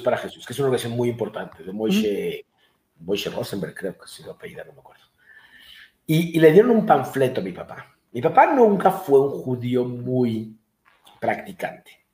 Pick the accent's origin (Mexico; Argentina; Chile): Mexico; moved away as an adult; also born or lived in Denver; mis padres ya nacieron mexicanos, ya son mexicanos, yo soy mexicano